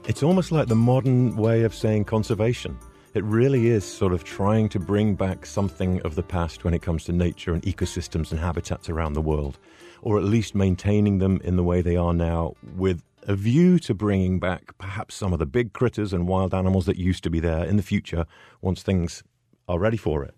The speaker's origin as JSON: {"language": "English", "region": "England", "country": "United Kingdom", "moved": "as an adult", "lives_now": "United States", "said": "I'm European originally from England, but I've been over in the States here in, uh, for twenty-three years now"}